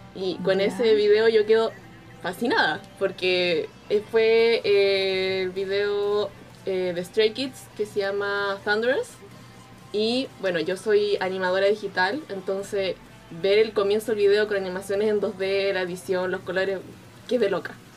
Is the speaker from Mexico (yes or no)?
no; Chile; Soy de Chile